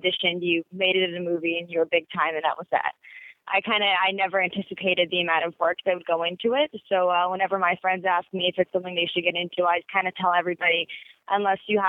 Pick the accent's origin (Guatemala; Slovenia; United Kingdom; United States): United States; Sacramento, California